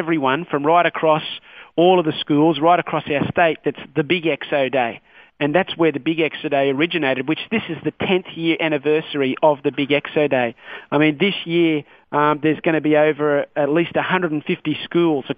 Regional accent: Newcastle, New South Wales, Australia; I grew up in Newcastle myself, and I remember going along to these Youth Alive rallies in the Newcastle University

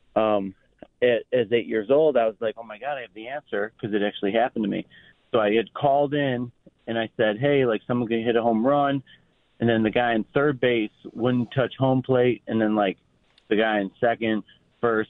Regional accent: Hamburg, New York, United States; I was like a chubby kid growing up in Hamburg

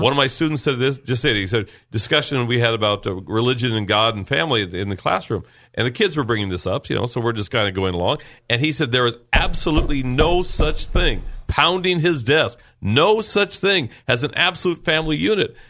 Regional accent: Lemon Grove, California, United States; I grew up in Lemon Grove.

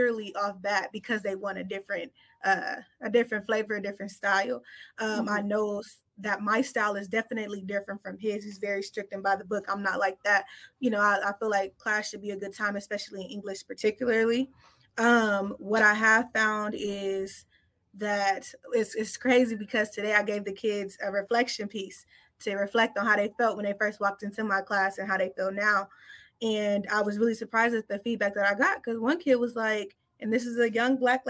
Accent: Los Angeles, California, United States; I'm from LA. And so I grew up in the Watts area

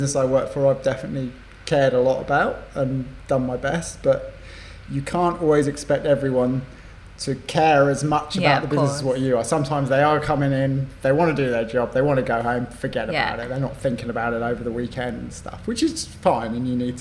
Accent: Somerset, South West England, United Kingdom; now in Sydney, Australia; I'm from the southwest part of England, the countryside, yeah. Somerset

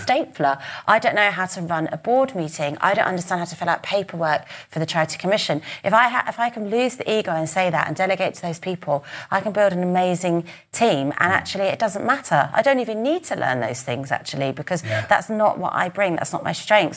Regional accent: United Kingdom; we're British, we're private, we're, yes. and we're stiff upper lip

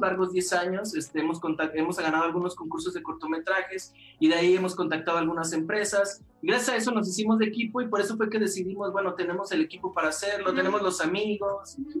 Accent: Aguascalientes, Mexico; somos de Aguascalientes

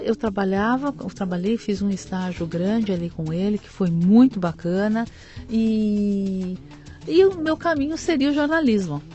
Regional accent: São Paulo, Brazil; Eu nasci em São Paulo.

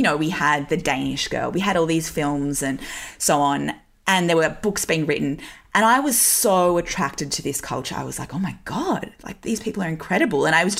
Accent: Newcastle, North East England, United Kingdom; I grew up in Newcastle in the 90s and early 2000s. Like, it was a pretty socially conservative place.

